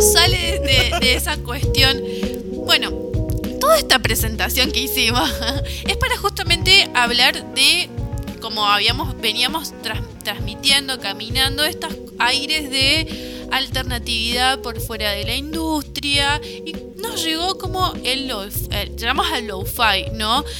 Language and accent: Spanish; Formosa, Argentina; now in Córdoba, Argentina; somos de Formosa